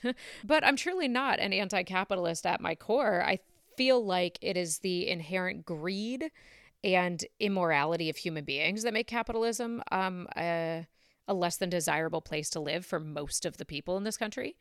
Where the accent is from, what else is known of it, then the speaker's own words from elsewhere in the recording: Canada; now in United States; I'm Canadian and my mom was a doctor in Canada